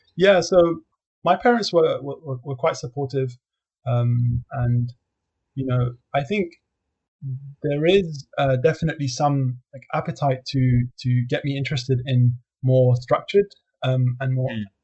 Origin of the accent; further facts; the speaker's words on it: London, United Kingdom; I was born and raised in London